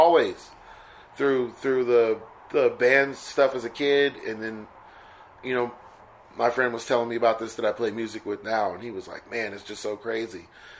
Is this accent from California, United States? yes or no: yes; Stockton, California, United States; And then we moved from East Stockton to North Stockton, and that's when I started kind of really getting serious and studying.